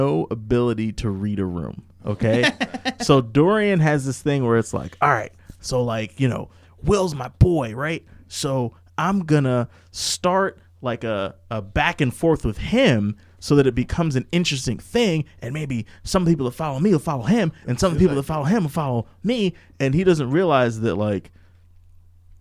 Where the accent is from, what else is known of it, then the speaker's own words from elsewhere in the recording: New York, United States; moved away; I'm from New York and I lived in Brooklyn